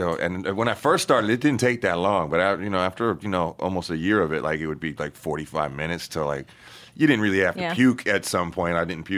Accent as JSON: {"language": "English", "region": "California", "country": "United States", "tie": "born or raised there", "said": "You know, I was growing up in Cali, even though born out here and whatnot."}